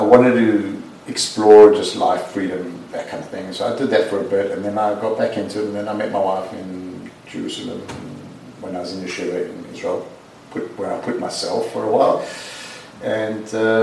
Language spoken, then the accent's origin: English; South Africa; moved away; my parents would go to the Jewish Guild in South Africa on a Saturday, and we'd go